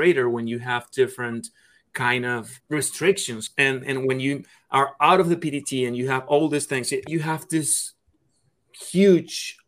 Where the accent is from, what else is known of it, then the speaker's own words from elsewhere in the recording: Caracas, Capital District, Venezuela; moved away; I'm from Caracas, Venezuela